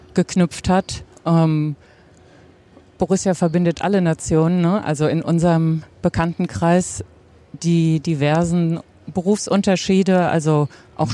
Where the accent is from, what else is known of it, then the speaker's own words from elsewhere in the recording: Offenbach am Main, Hesse, Germany; now in Butzbach, Germany; Also eigentlich komme ich ursprünglich aus Offenbach.